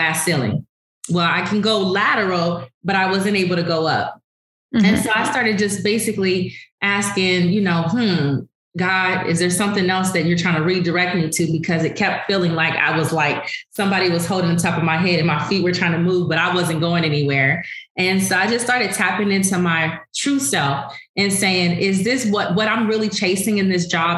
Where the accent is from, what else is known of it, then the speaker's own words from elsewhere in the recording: Los Angeles, California, United States; Growing up in South Central LA, it was very impoverished area